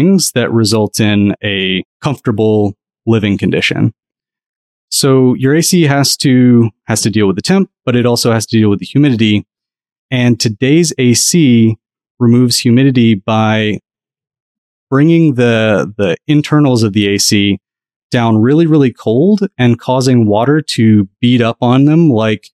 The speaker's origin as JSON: {"language": "English", "region": "Southeast", "country": "United States", "tie": "born or raised there", "said": "I grew up in the Southeast"}